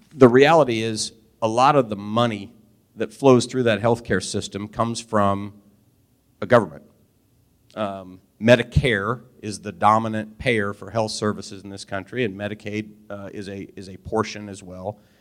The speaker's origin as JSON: {"language": "English", "town": "Albany", "region": "Missouri", "country": "United States", "tie": "born or raised there", "also_born_or_lived": "Kansas City / London, England", "said": "I'm from Albany, 25 miles away."}